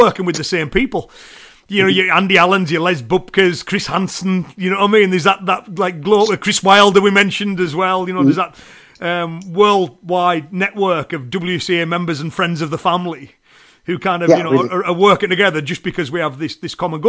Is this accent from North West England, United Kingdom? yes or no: yes; Cumbria, North West England, United Kingdom; accent: Cumbrian; it's the Cumbrian accent that I have.